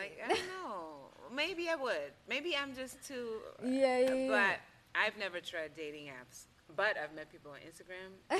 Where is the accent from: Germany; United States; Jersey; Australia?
Germany; moved away; I'm from Germany.